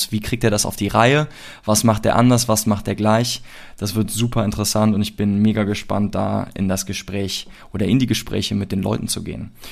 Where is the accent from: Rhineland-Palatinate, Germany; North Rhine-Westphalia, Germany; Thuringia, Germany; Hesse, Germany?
North Rhine-Westphalia, Germany; Cologne; ich komme aus Köln